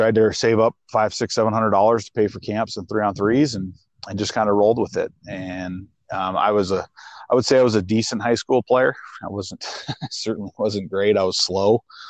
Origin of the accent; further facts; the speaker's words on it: Missoula, Montana, United States; I grew up in Missoula, which is one of the bigger cities. It was about 40,000 people when I was growing up. Now it's probably closer to 70 or 80.